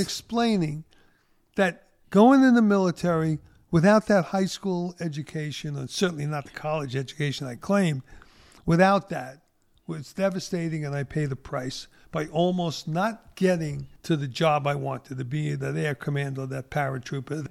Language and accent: English; New York City, New York, United States; growing up in Brooklyn